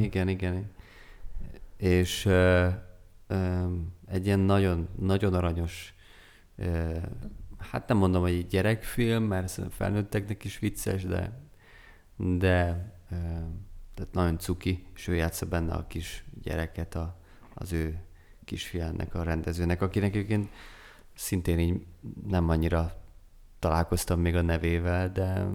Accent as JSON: {"language": "Hungarian", "town": "Szeged", "region": "Csongrád-Csanád", "country": "Hungary", "said": "mint szegediként"}